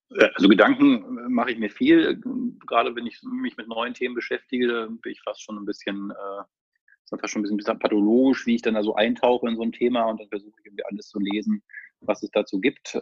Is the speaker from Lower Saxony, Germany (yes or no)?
yes; Lower Saxony, Germany; moved away as an adult; also born or lived in Lübeck / Hamburg; now in Hanover, Germany; ich komme tatsächlich aus der Region zumindest, also ich bin Niedersachse